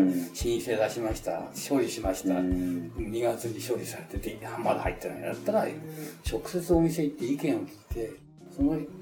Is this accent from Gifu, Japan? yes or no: no; Tokyo, Japan; also born or lived in Yamanashi; 生まれたのはその中目黒のなんか汚ね産婦人科らしいんです